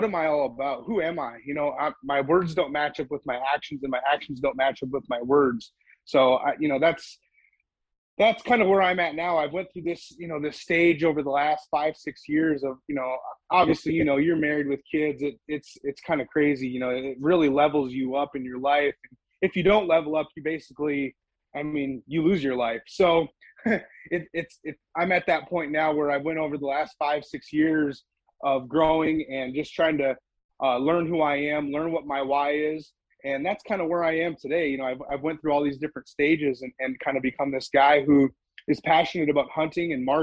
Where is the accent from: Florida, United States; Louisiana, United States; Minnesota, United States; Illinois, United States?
Minnesota, United States; central; moved away as an adult; now in Central Texas, United States; I grew up in central Minnesota